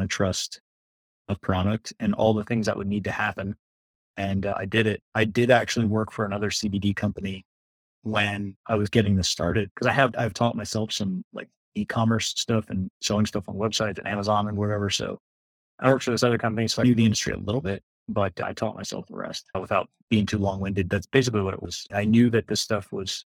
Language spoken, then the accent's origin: English; South Florida, United States; Born and raised in Florida. I'm one of the few people that lives in South Florida who's actually from South Florida.